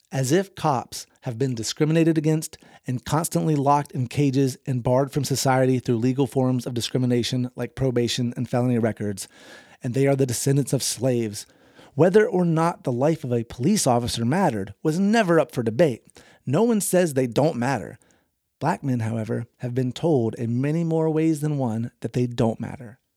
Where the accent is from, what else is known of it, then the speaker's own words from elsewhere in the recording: the South, United States; I grew up in the South, and racism was everywhere.